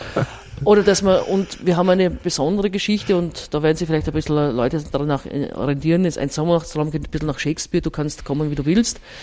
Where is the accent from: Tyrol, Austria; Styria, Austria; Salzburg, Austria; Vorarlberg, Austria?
Styria, Austria; moved away as an adult; now in Vienna, Austria; ich bin ja eher Zurgraste, weil ich komme aus der Steiermark